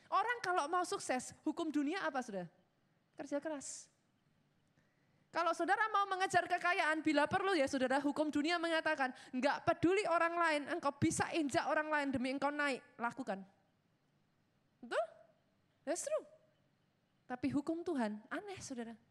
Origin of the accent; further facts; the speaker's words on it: Surakarta, Central Java, Indonesia; Yang orang Solo ketawa, saudara saya orang Solo.